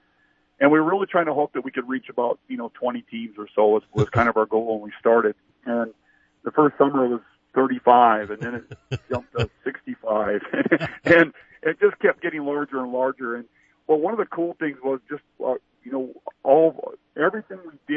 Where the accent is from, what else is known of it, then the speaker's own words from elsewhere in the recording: Colome, South Dakota, United States; I'm a small town South Dakota kid. I grew up in Colombe, South Dakota, in the middle of our state, a town of 300 people